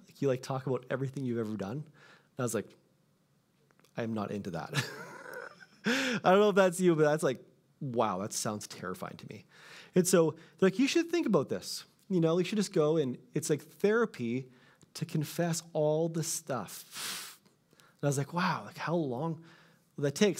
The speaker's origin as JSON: {"language": "English", "country": "Canada", "said": "I'm Canadian"}